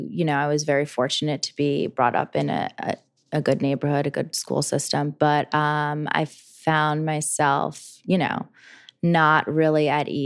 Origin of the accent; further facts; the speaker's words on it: New Jersey, United States; moved away; I grew up in Jersey.